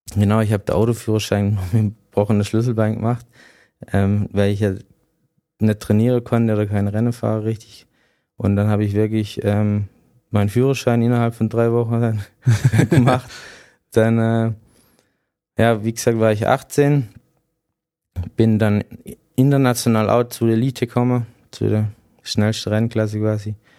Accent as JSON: {"language": "German", "area": "near Bietigheim", "region": "Baden-Württemberg", "country": "Germany", "tie": "born or raised there", "also_born_or_lived": "Cottbus", "said": "ich bin dann in der Nähe von Bietigheim aufgewachsen"}